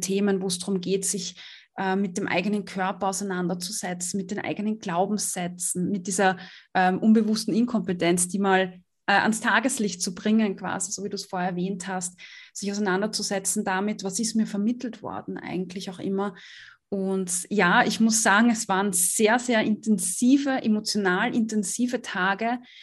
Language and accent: German; Austria; ich komme aus Österreich